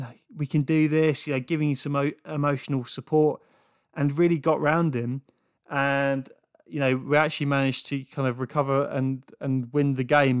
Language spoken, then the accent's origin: English; England, United Kingdom; growing up in England as a young rugby player